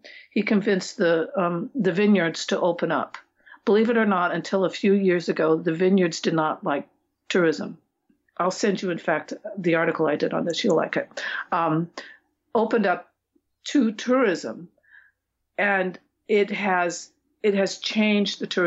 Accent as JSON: {"language": "English", "town": "Seattle", "region": "Washington", "country": "United States", "said": "I'm from Seattle"}